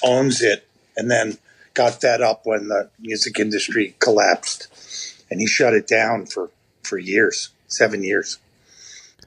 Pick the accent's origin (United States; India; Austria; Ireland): United States; Westchester County, New York; moved away as an adult; also born or lived in Manhattan; now in Woodstock, United States; I grew up in Westchester County, which is a suburb. It's the suburbs of New York